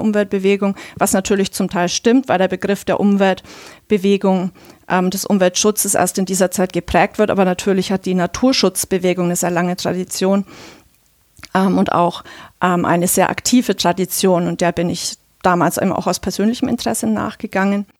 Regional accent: Bavaria, Germany; ich komme auch selber aus Bayern

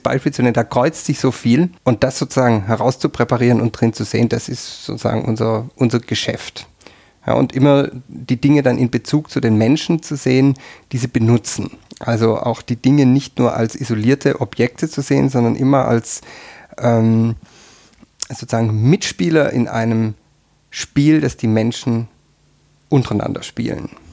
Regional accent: near Tübingen, Baden-Württemberg, Germany; moved away as an adult; also born or lived in Freiburg; now in Tyrol, Austria; Ich bin in der Nähe von Tübingen aufgewachsen.

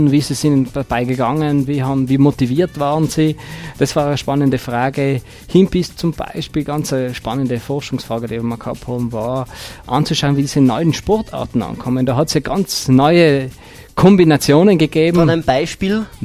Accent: Tyrol, Austria; bei uns in Tirol

